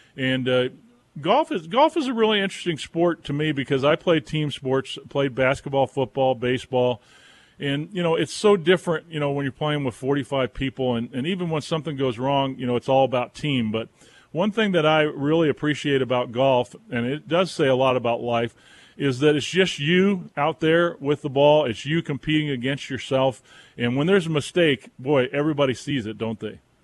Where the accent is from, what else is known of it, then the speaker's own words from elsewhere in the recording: Southern California, United States; also born or lived in Wilmington, North Carolina; now in Boone, United States; growing up in Southern California, there's nothing like it. You know, I grew up in the 70s out there